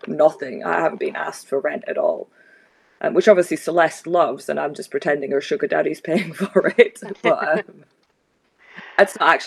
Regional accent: Scotland, United Kingdom; we're Scottish

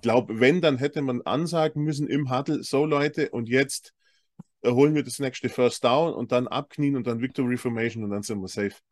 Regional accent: Swabia, Germany; als Schwabe

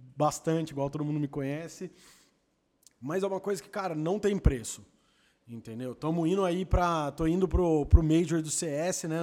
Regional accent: Campinas, São Paulo, Brazil; eu sou de Campinas

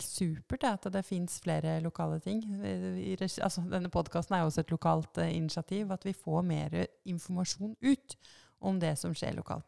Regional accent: Lillehammer, Innlandet, Norway; moved away; Jeg er fra Lillehammer. Jeg startet Ballbergavisa da jeg var ti år

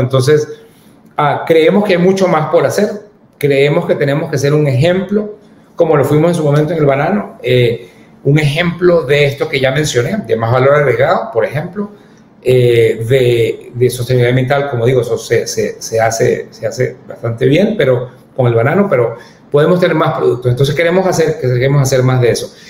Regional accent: Ecuador; yo como ecuatoriano

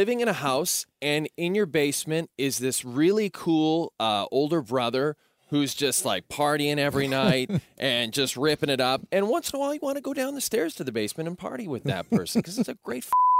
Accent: Canada; as a Canadian.

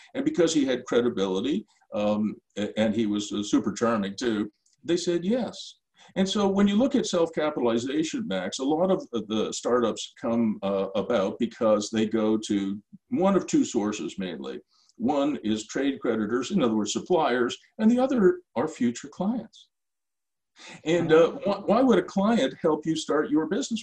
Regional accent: Ottawa, Ontario, Canada; in my hometown, which is Ottawa

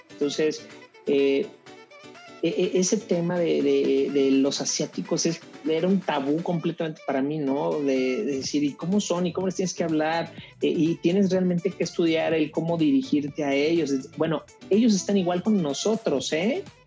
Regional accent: Mexico; somos mexicanos

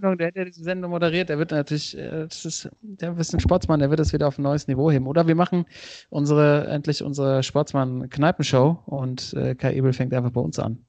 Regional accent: Oppenrod, Hesse, Germany; die Kartbahn aus meinem Heimatdorf Oppenroth

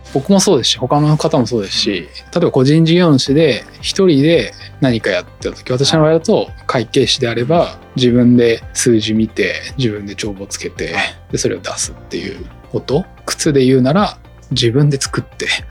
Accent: Chiba, Japan; 私も千葉県出身なんですけど千葉出て

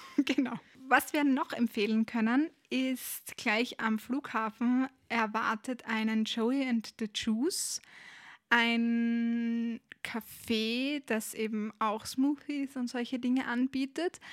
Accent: Austria; bei uns in Österreich

